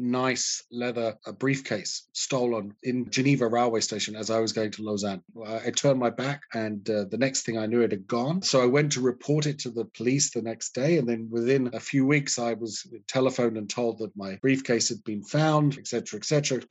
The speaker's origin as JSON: {"language": "English", "country": "United Kingdom", "said": "But, you know, I don't want to trash my home country because there's all sorts of great stuff that happens in the UK."}